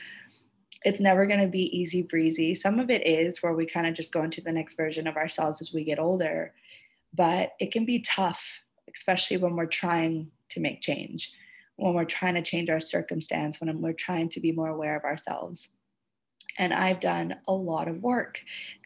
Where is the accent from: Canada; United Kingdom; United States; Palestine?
Canada; now in Indonesia